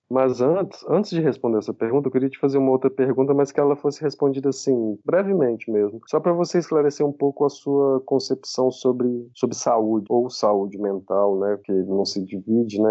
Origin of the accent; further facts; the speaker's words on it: Juiz de Fora, Minas Gerais, Brazil; Eu, eu e Pedro somos de Minas, inclusive sou de juiz de fora também